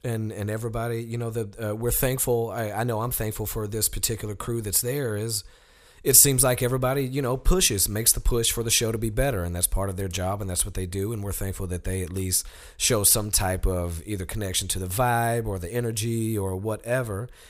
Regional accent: Sheffield, Alabama, United States; moved away; I'm from Sheffield, Alabama, which is a town that is directly connected to Muscle Shoals.

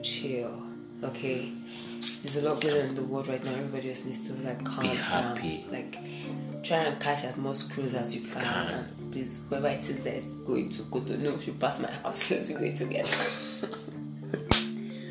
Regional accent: Nigeria; also born or lived in Anambra State; I'm a Nigerian.

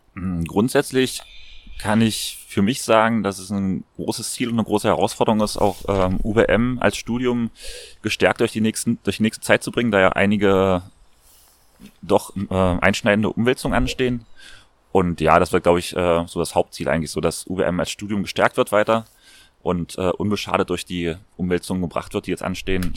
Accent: Magdeburg, Saxony-Anhalt, Germany; moved away as an adult; now in Vienna, Austria; in meiner Heimatstadt in Magdeburg

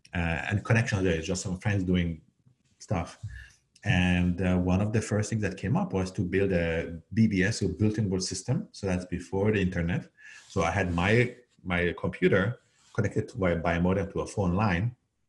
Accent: Canada; also born or lived in Hungary / Algeria; now in United States; And by the way, I was born in Hungary and I grew up in Algeria and Canada before moving to the Bay Area to open the first office of my last startup.

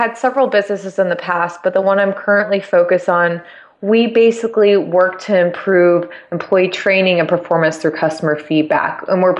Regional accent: San Diego, California, United States; Yeah, I grew up in San Diego, absolutely love San Diego.

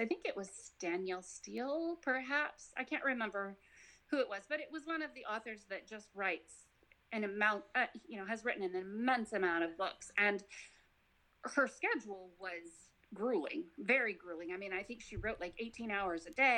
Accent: Nevada, United States; moved away as an adult; now in Georgia, United States; I'm from Nevada

